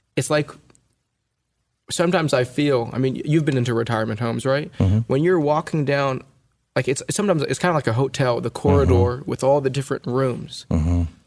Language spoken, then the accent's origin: English; California, United States; I, my sister and I were born and raised in California.